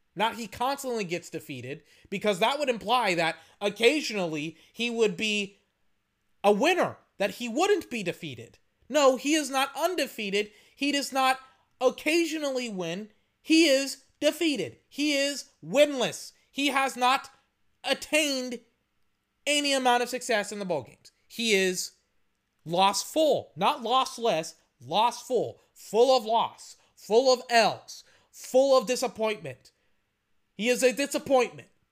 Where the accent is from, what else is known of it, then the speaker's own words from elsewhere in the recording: United States; everything that we stand for as Americans.